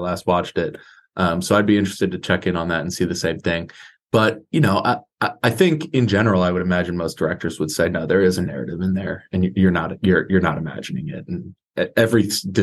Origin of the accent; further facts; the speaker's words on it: Columbia, Maryland, United States; now in San Diego, United States; I grew up in Columbia, Maryland